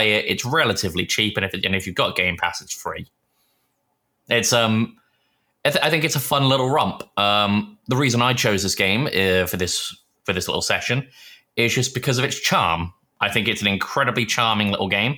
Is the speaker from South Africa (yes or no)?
no; England, United Kingdom; moved away; also born or lived in Texas; where are you from? I went, England